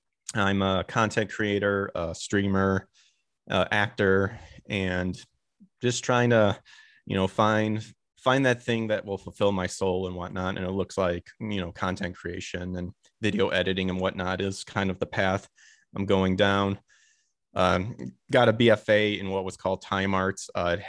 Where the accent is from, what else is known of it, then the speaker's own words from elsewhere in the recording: Illinois, United States; because I'm originally from Illinois, and I went to Northern Illinois University to get that.